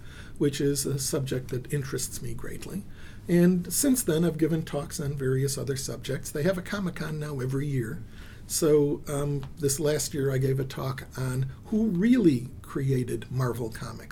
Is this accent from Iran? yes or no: no; Israel; I was born in Israel